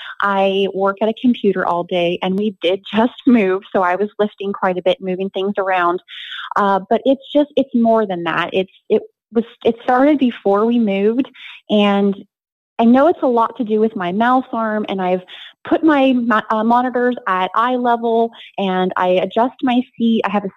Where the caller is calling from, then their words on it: Lake Forest, California, United States; in from Lake Forest, California.